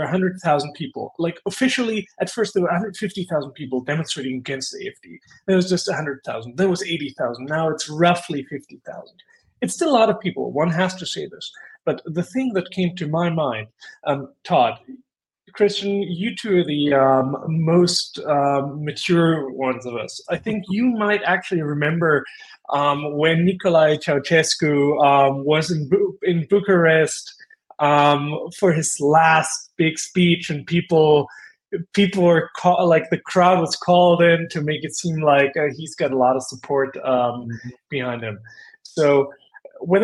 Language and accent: English; Austria; just like myself, is an Austrian by origin.